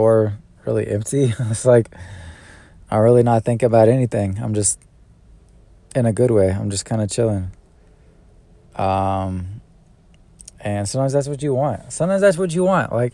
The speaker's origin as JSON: {"language": "English", "region": "California", "country": "United States", "moved": "yes", "lives_now": "Atlanta, United States", "said": "I'm from Cali?"}